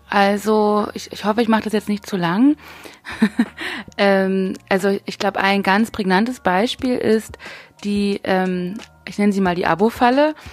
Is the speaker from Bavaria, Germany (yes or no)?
no; Brandenburg, Germany; moved away as an adult; now in Berlin, Germany; ich fühle mich in Brandenburg so sozialisiert, also ich bin ja aufgewachsen, aber meine Familie kommt ja aus Sachsen und ich bin quasi die einzige überhaupt, die in Brandenburg geboren wurde, dann auch mit einer Berlin-Nähe.